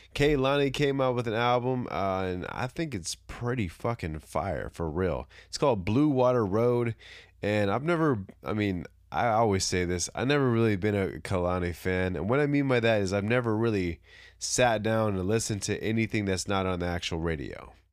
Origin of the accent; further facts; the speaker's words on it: California, United States; I'm from California